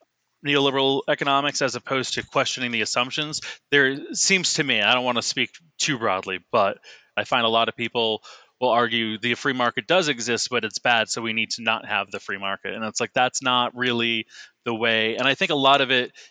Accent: Boston, Massachusetts, United States; I'm from the Boston area. So we have like Raytheon had a building, you know, like a mile, maybe less from my house

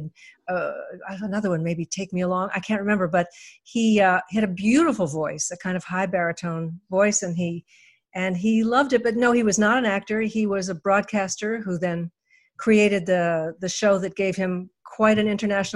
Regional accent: Toronto, Ontario, Canada; I wasn't born in Winnipeg. I was born in Toronto.

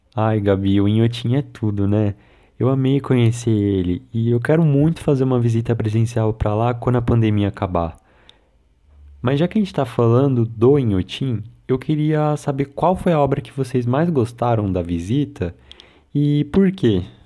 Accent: São Paulo, Brazil; eu sou de São Paulo.

